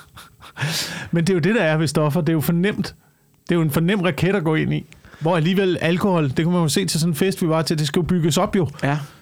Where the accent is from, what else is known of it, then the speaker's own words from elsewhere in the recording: Slagelse, Zealand, Denmark; i Slagelse, hvor jeg voksede op